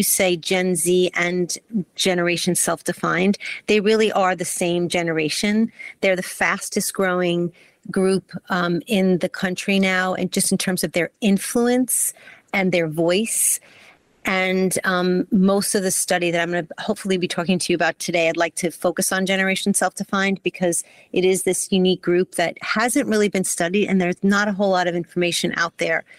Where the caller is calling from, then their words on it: New York, United States; I'm calling in from New York.